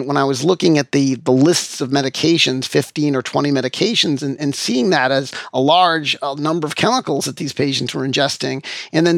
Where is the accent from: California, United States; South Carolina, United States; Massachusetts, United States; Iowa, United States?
Massachusetts, United States; Framingham; in my hometown, I take care of patients at the hospital where I was born, which is a real pleasure for me. It's really great to be, you know, active in my hometown, my home community where I grew up, where I was born and raised.